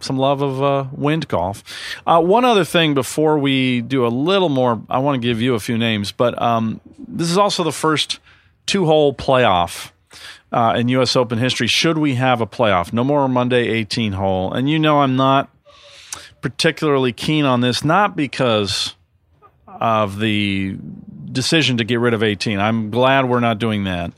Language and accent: English; Santa Monica, California, United States; I'm from Santa Monica